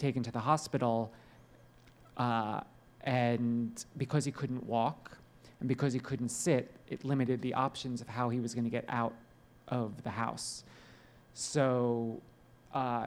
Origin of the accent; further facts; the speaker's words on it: New Jersey, United States; I grew up in New Jersey